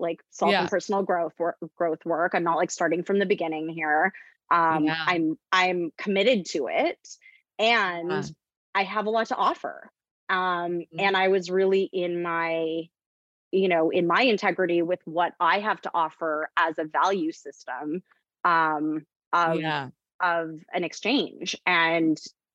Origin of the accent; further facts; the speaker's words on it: Canada; moved away as an adult; also born or lived in United States; I'm Canadian, just to say I'm Canadian. I was living in the US.